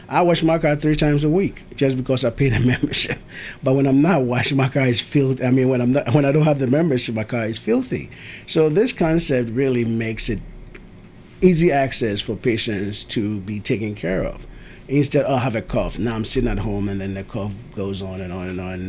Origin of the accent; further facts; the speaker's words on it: Ghana; also born or lived in Tennessee; now in Murfreesboro, United States; I am from Ghana. We moved here somewhere in 19 early 90s, I think 94, 95